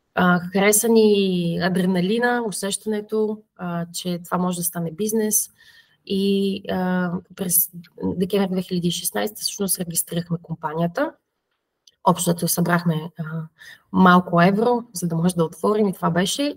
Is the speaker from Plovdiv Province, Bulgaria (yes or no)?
yes; Plovdiv, Plovdiv Province, Bulgaria; moved away as an adult; now in Verona, Italy; аз съм от Кършака, а, Гагарин